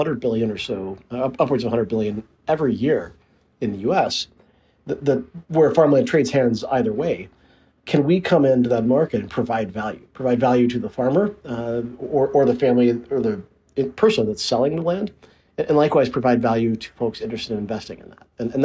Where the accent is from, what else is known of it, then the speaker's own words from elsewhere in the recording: Little Rock, Arkansas, United States; also born or lived in Stuttgart, Arkansas; I actually spent most of my childhood growing up in Little Rock